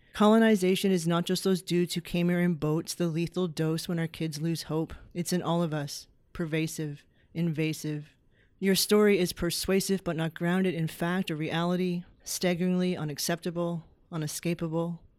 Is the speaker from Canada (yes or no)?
yes; Happy Valley-Goose Bay, Newfoundland and Labrador, Canada; I'm originally from Happy Valley Goose Bay in Labrador